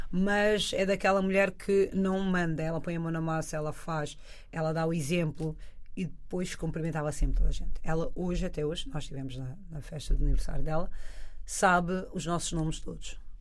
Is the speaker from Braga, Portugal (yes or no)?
no; Oeiras, Lisbon, Portugal; also born or lived in France; Eu sou muito grata por ter nascido onde eu nasci, ter crescido, porque os valores que eu carrego até hoje vêm do bairro.